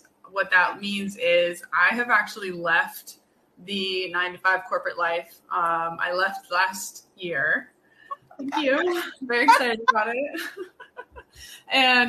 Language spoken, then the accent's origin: English; California, United States; moved away as an adult; now in New York, United States; I am now living in New York. I am a Californian at heart.